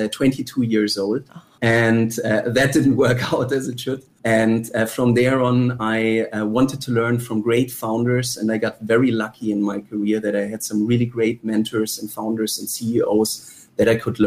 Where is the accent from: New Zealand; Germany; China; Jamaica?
Germany; now in Singapore; I am originally from Germany, but I think, so first of all, Singapore is my home